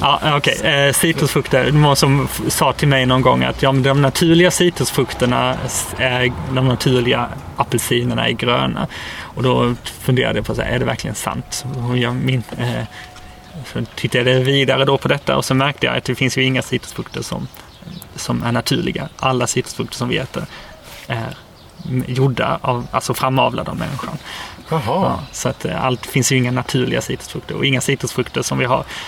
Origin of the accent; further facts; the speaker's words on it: Karlshamn, Blekinge, Sweden; moved away as an adult; now in Portugal; Karlshamn, där jag kommer ifrån